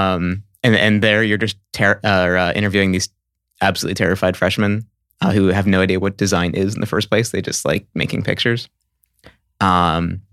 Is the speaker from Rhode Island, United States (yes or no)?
yes; Rhode Island, United States; now in California, United States; Originally I'm from Rhode Island.